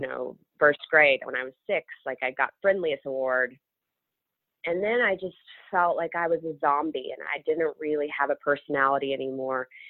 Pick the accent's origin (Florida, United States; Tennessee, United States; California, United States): Tennessee, United States; Memphis; moved away as an adult; also born or lived in Manhattan, New York; now in New York, United States; growing up in Memphis was awesome. You know, the home of the blues